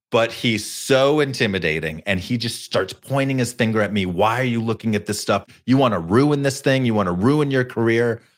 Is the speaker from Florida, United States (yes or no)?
no; Los Angeles, California, United States; Born and raised in Los Angeles, fifth generation Angelino